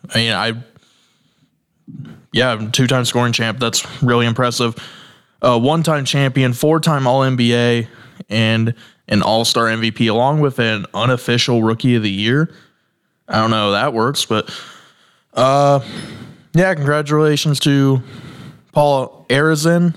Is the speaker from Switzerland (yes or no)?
no; Indiana, United States; I'm from Indiana